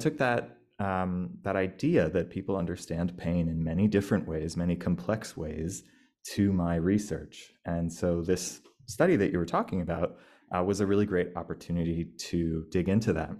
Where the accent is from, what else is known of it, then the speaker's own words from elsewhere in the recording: United States; moved away as an adult; now in Australia; I'm an American